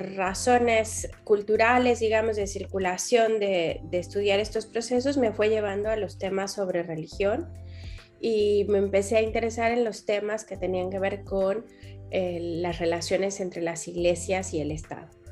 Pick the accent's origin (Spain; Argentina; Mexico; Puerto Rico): Mexico; soy, soy mexicana